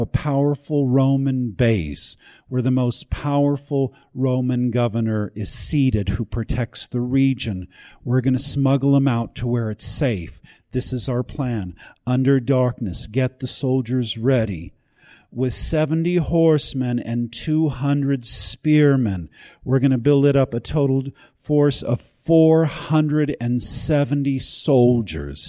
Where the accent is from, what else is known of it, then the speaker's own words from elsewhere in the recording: United States; I'm an American